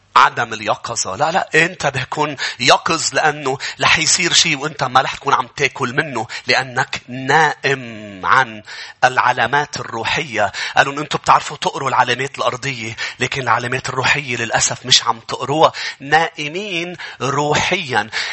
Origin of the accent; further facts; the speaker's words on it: Lebanon; نحن كشعب بالشرق كلبنانيين